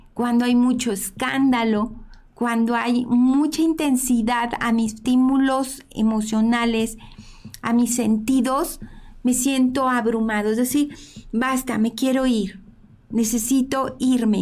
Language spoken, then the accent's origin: Spanish; Mexico; somos mexicanos